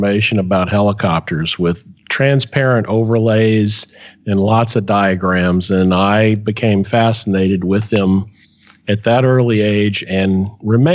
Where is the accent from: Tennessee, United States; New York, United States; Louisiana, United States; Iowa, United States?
Louisiana, United States; now in Eustis, United States; originally I am from Louisiana, but now I live in the Orlando, Florida area.